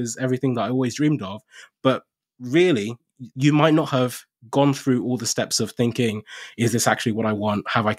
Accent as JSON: {"language": "English", "country": "Nigeria", "moved": "yes", "lives_now": "United Kingdom", "said": "So I came to the UK from Nigeria. So being an immigrant and kind of not being from, I guess, this default path"}